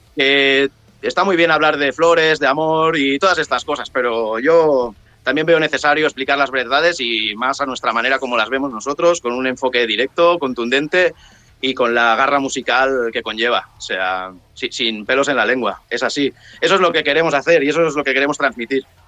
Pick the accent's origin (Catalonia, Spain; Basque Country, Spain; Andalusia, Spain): Catalonia, Spain; Sant Sadurní d'Anoia; Somos de la zona de San Sadurní Noya